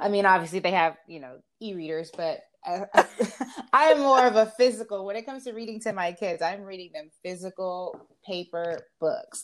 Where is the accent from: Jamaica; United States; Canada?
Jamaica; I'm Jamaican